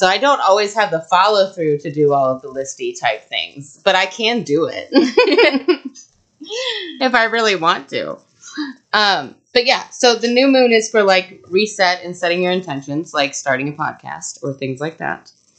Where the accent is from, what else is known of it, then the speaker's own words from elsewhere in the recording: Texas, United States; It's just because I'm from Texas and I'm a Gryffindor and, you know.